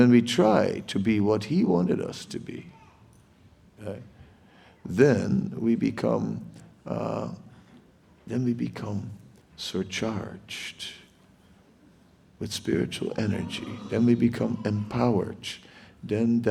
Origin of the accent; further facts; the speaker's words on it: Netherlands; moved away; I'm from the Netherlands, and in the Netherlands, we have lots of water